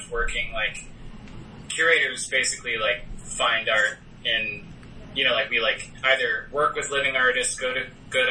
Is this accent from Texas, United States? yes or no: yes; Austin, Texas, United States; accent: Texas; moved away as an adult; also born or lived in Los Angeles, California / France; now in New York City, United States; I grew up in Austin, Texas